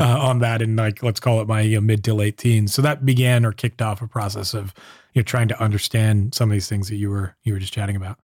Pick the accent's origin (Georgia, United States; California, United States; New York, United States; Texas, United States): California, United States; Southern; moved away as an adult; now in San Francisco, United States; I grew up in Southern California